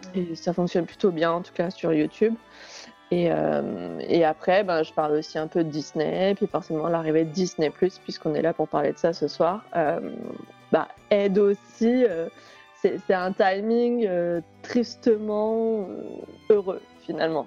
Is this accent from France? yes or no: yes; France; chez nous en France